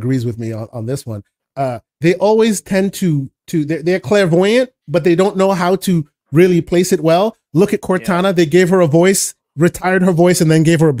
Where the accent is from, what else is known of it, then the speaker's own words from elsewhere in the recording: Florida, United States; my hometown of Florida